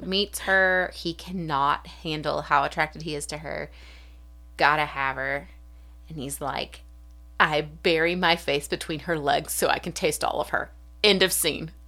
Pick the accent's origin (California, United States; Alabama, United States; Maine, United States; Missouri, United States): Alabama, United States; South; from South Alabama, like, thirty minutes from Florida